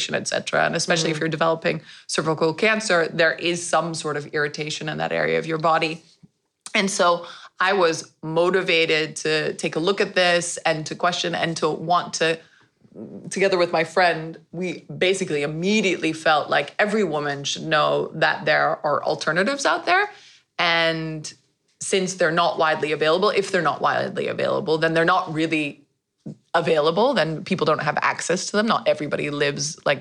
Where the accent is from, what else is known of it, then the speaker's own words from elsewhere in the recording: United States; now in Netherlands; I'm American and half Dutch